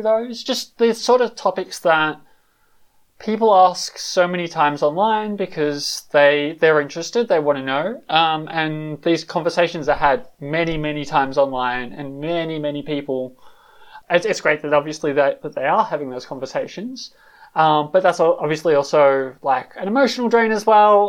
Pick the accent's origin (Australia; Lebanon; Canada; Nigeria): Australia; moved away as an adult; also born or lived in London; now in Berlin, Germany; I'm originally from Australia, lived in London for like 5 years where I came out. Now I'm living in Berlin